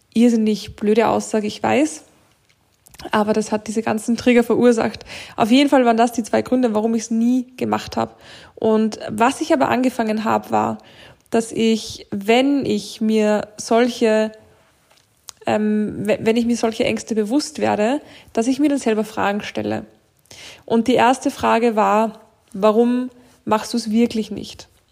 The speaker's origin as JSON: {"language": "German", "country": "Austria", "said": "bei uns in Österreich"}